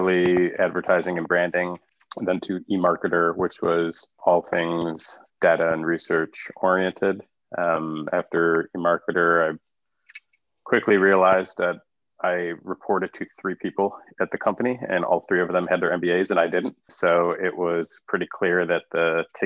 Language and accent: English; Buffalo, New York, United States; I'm from Buffalo, go Bills